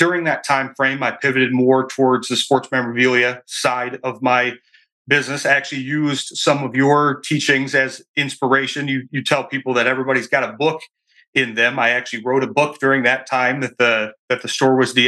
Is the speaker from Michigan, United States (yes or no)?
yes; Michigan, United States; moved away as an adult; I'm from Michigan here, returned to Michigan years ago